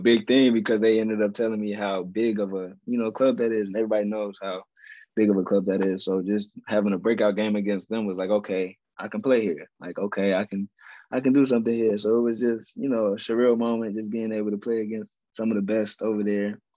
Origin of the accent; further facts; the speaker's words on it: Atlanta, Georgia, United States; moved away as an adult; I was in my home state, Atlanta, Georgia